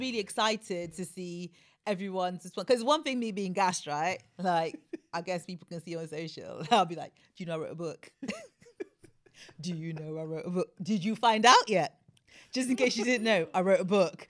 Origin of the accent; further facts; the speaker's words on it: Sierra Leone; moved away; I was born in Africa. I'm West African. I'm Sierra Leonean